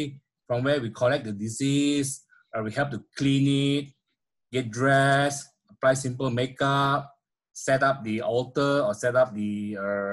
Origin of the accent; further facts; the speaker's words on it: Petaling Jaya, Selangor, Malaysia; I grew up in a small Petaling Jaya, a town in Malaysia, where basically I spent almost all my life there in Petaling Jaya